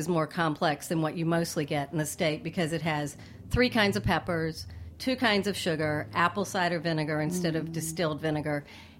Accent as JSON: {"language": "English", "region": "North Carolina", "country": "United States", "tie": "born or raised there", "moved": "yes", "lives_now": "New York City, United States", "said": "Well, I grew up in North Carolina, but I just spent the last 10 years popularizing Texas-style barbecue, right?"}